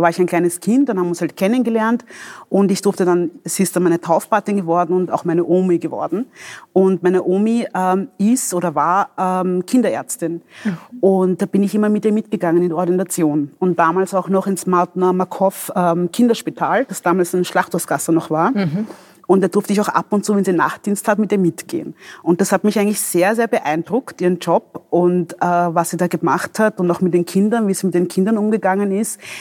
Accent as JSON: {"language": "German", "country": "DR Congo", "tie": "born there", "moved": "yes", "said": "Ähm, ich bin in der Demokratischen Republik Kongo geboren."}